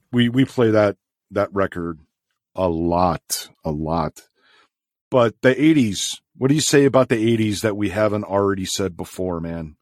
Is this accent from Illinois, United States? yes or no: yes; Chicago, Illinois, United States; Growing up in Chicago